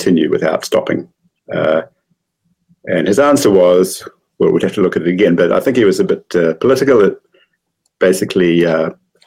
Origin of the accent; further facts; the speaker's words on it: Christchurch, Canterbury, New Zealand; also born or lived in Pasadena, California; I'm from Christchurch, and I studied mathematics at Canterbury